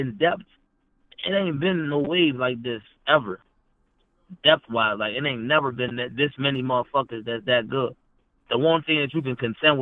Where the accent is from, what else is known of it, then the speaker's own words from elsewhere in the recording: Maryland, United States; I'm from Maryland. Like, we from Maryland